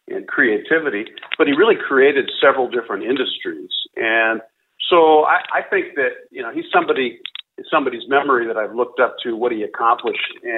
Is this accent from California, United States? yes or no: yes; San Diego, California, United States; I grew up in San Diego, California.